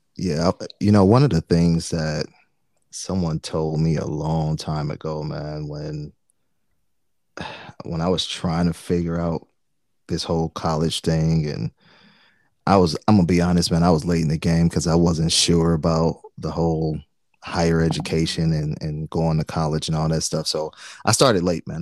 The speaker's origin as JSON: {"language": "English", "town": "Detroit", "region": "Michigan", "country": "United States", "tie": "born or raised there", "said": "I'm from Detroit, man, and Detroit at the time, still pretty high, but I think at the time it was like ninety-something percent black, right? Like, so that's all I grew up"}